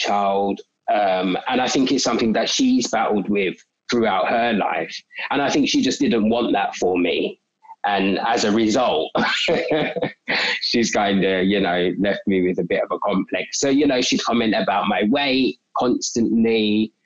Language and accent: English; London, United Kingdom; South East London. We've always lived in South East London. So mainly Catford, but Sydenham, Broccoli as well.